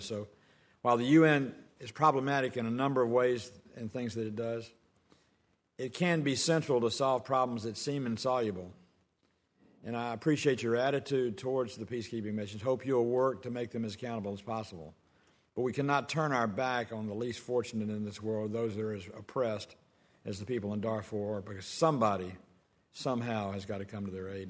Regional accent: Georgia, United States

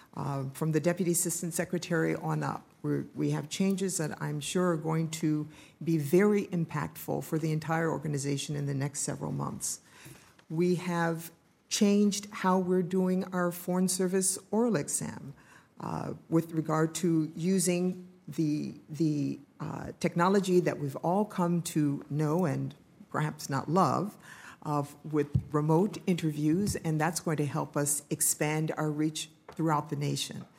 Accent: Ohio, United States; moved away; I'm from Ohio

